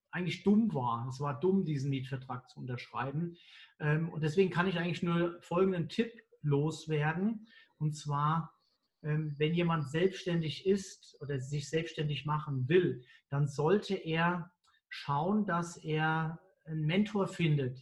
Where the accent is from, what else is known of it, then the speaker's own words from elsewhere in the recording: Mainz, Rhineland-Palatinate, Germany; Ich bin ja Mainzer